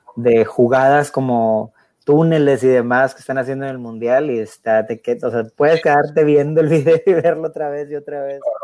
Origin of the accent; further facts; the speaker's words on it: Mexico; pues yo soy mexicano